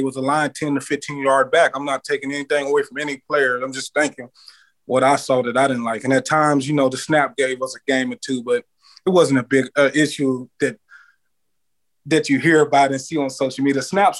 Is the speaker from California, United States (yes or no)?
no; Mississippi, United States; moved away as an adult; also born or lived in Nebraska; I'm from Mississippi